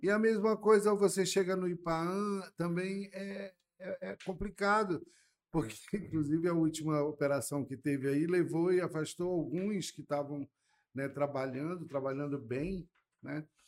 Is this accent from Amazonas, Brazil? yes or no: yes; Manaus, Amazonas, Brazil; also born or lived in Curitiba, Brazil / Reading, United Kingdom; eu fui criado ali no Bancrevia